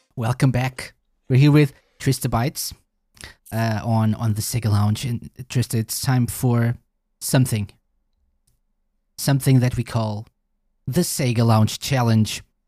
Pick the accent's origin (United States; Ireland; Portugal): Portugal; I'm from Portugal